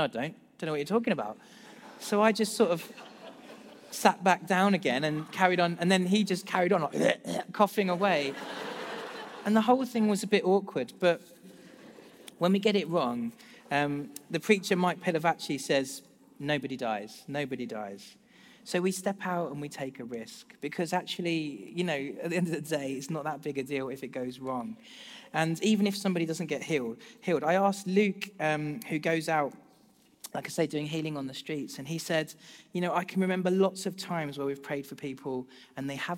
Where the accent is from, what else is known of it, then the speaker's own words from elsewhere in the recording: United Kingdom; as British people